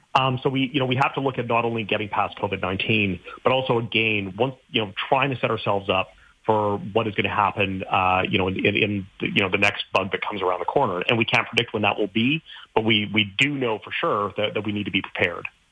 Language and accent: English; Saskatchewan, Canada; I grew up in Saskatchewan